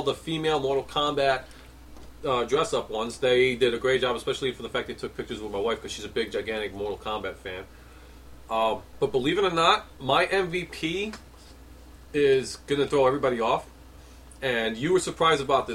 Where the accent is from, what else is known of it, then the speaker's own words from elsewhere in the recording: New York City, New York, United States; born and raised in New York City